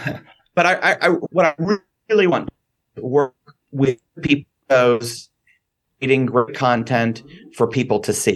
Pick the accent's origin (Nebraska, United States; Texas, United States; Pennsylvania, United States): Texas, United States; Dallas; moved away as an adult; now in Las Vegas, United States; I grew up in Dallas